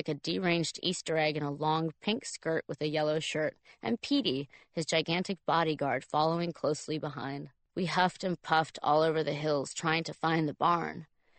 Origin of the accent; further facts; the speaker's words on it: Tuscany, Italy; Italy, to the Tuscan countryside where I was born and raised. I was trying to find the stone barn I was born in on the Duke's property.